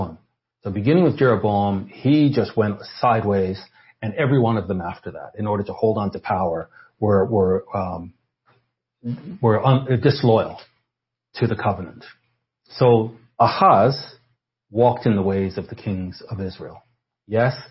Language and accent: English; Canada; I'm Canadian